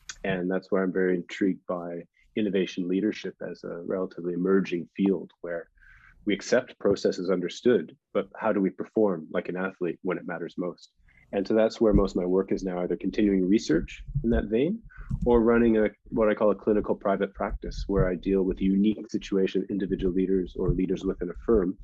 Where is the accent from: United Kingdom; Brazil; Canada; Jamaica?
Canada; moved away as an adult; also born or lived in United States; I'm Canadian, but went to university in the United States on a scholarship